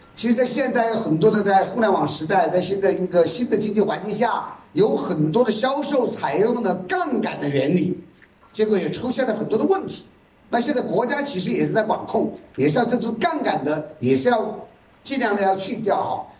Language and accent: Chinese; Yichang, Hubei, China; 我来自宜昌，宜昌这个地方有山，所以我们经常唱山歌